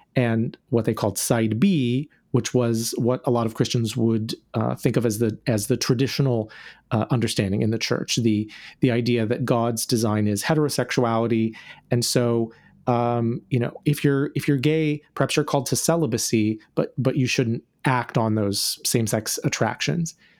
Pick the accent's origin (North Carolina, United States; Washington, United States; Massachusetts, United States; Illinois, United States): North Carolina, United States; now in Orlando, United States; I grew up in North Carolina